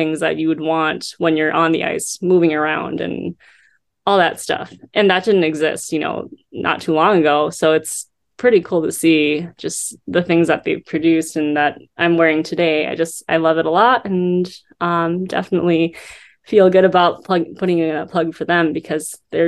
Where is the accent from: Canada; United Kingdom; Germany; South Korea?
South Korea; born there; You know, I was born in South Korea.